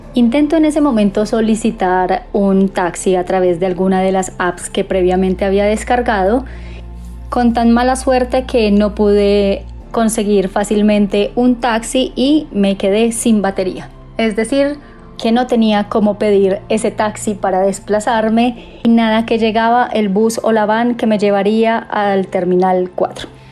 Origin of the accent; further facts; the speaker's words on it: Colombia; soy de Colombia